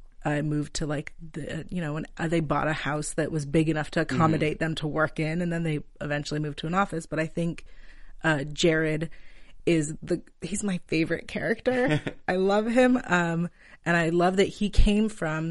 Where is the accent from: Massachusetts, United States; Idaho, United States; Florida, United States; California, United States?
California, United States; Palo Alto; moved away as an adult; now in Los Angeles, United States; I actually grew up in Palo Alto